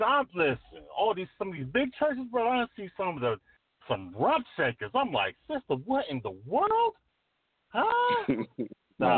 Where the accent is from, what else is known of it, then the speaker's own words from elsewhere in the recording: New York, United States; like I'm from New York, T-Hawk, you from New York, so New York is going to be different from Georgia.